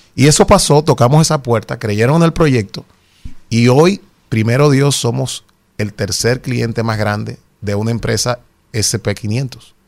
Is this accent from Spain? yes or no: no; Dominican Republic; somos dominicanos